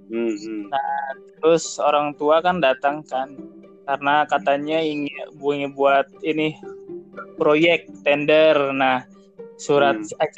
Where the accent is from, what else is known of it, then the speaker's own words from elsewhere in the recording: Cianjur, West Java, Indonesia; now in Bogor, Indonesia; ceritanya aku sih dari Cianjur kan pindah ke Bogor nih.